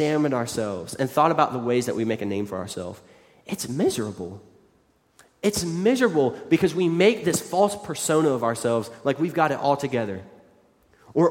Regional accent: West Virginia, United States; moved away; growing up in West Virginia

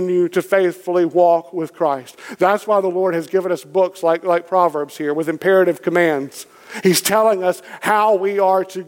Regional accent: Kentucky, United States; I'm from Kentucky. It's in my blood

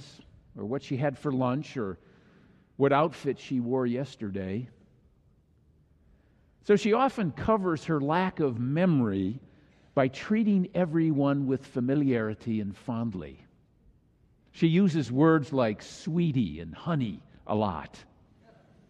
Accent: Minnesota, United States; moved away; our family gathered for a family reunion in my home state of Minnesota

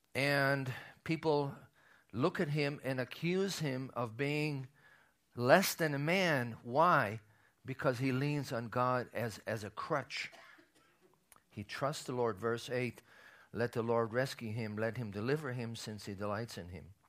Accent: Israel; as a child of a survivor, uh, growing up in Israel

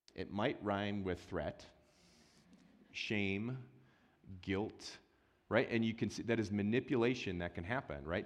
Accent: Wisconsin, United States; moved away; I grew up in Wisconsin.

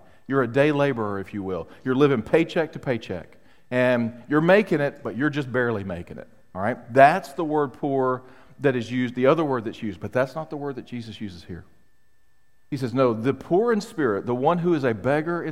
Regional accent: United States; I was raised, not only as an American, but I was raised in a very independent home

